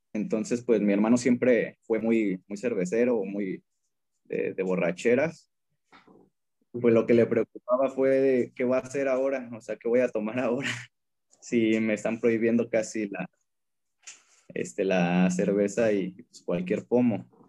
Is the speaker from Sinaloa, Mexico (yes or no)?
no; State of Mexico, Mexico; yo nací en el Estado de México. y eh, prácticamente, este, pues la edad que yo tengo, que son 26 años, prácticamente es lo que vivimos como familia o que vivieron también mi, mamá y mi hermano en, el Estado de México